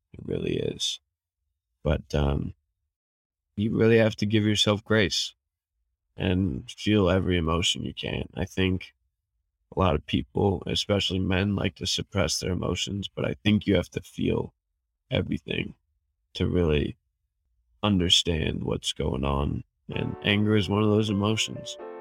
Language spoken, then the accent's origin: English; Fort Collins, Colorado, United States; I was born and raised in Fort Collins, Colorado.